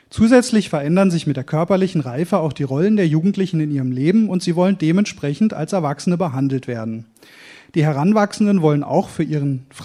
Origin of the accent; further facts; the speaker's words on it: Oberkirch, Baden-Württemberg, Germany; born there; ich bin zwar gebürtiger Bad, Badner, sagt man, glaube ich. Äh, ich bin in Oberkirch geboren, am Fuße des Schwarzwalds, wurde aber, ich sag Gott sei Dank, meine Frau sagt, wie kannst du nur Hochdeutsch erzogen?